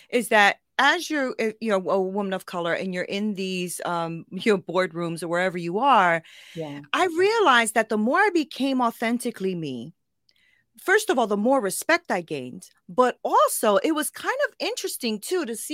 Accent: Connecticut, United States; I grew up in Connecticut. My family's from Puerto Rico

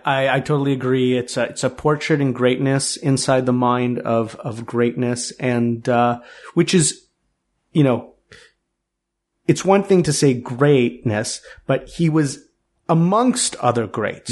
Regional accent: Toronto, Ontario, Canada; growing up in Toronto

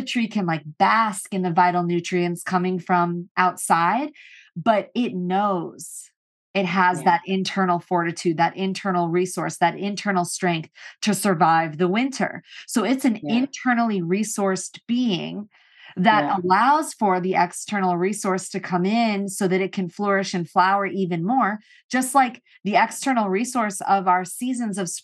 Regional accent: St. Louis, Missouri, United States; also born or lived in Boulder, Colorado; now in Los Angeles, United States; I grew up in St. Louis

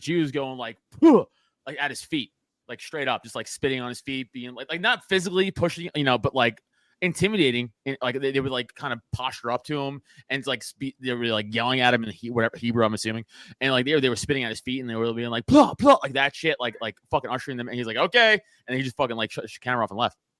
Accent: England, United Kingdom; I'm English but I'm also Catholic

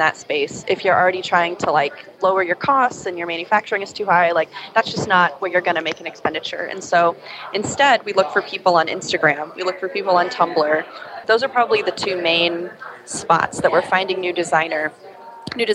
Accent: Midwest, United States; I'm a down-home girl. I'm from the Midwest

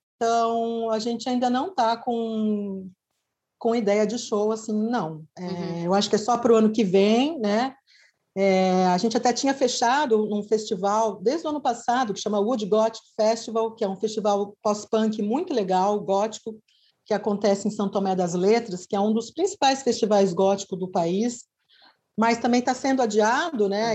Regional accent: Bauru, São Paulo, Brazil; now in Araraquara, Brazil; eu sou de Bauru. Bauru é uma cidade aqui do lado de Araraquara

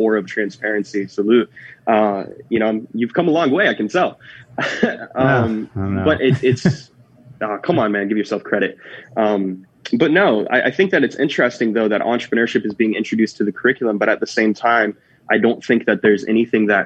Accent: Jacksonville, Florida, United States; moved away as an adult; also born or lived in California; born and raised in Jacksonville, Florida

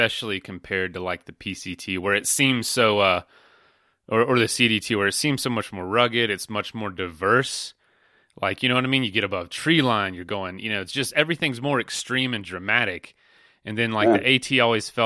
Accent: Florida, United States; I'm from Florida

